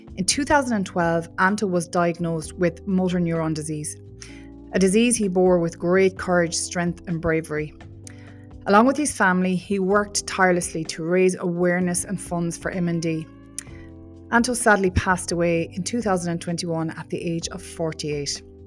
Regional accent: Roscommon, Connacht, Ireland; now in Galway, Ireland; I'm from Roscommon originally

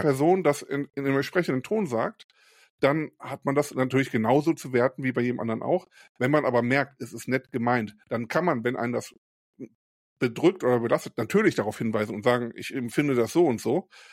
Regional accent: Krefeld, North Rhine-Westphalia, Germany; moved away as an adult; now in Rheinberg, Germany; Ich komme ja selber nicht aus Mörs, ich komme ja aus Krefeld

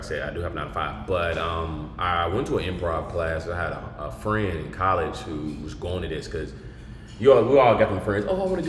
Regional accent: Tulsa, Oklahoma, United States; now in Texas, United States; Tulsa, Oklahoma, here, baby.

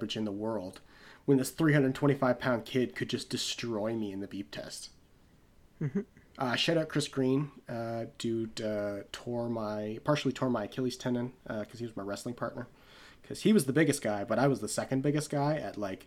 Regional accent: Canada; as Canadian NBA fans

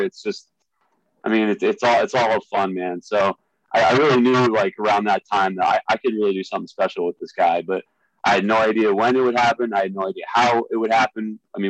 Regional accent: Philadelphia, Pennsylvania, United States; I don't know if you know, but I came from Philadelphia originally. I went to Temple University.

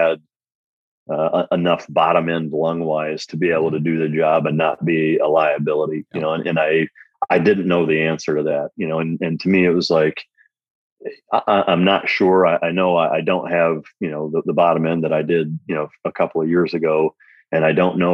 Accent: Iowa, United States; growing up in Iowa around a lot of duck hunting, bird dog guys

